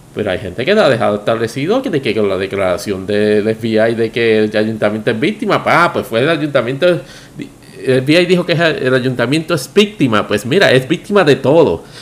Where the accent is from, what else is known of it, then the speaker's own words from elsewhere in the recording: Puerto Rico; como puertorriqueño